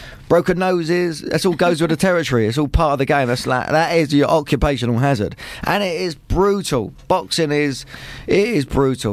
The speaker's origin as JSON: {"language": "English", "town": "Luton", "region": "East of England", "country": "United Kingdom", "said": "I'm just from Luton town up the road"}